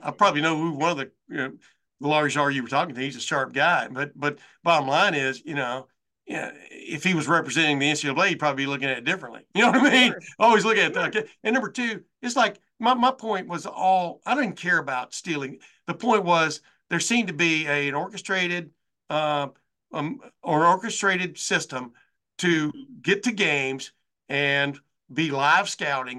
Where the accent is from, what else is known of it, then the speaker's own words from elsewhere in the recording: Alabama, United States; moved away as an adult; also born or lived in Texas; now in Ohio, United States; I grew up in Alabama and Texas, moved up here in 1976 when I was 22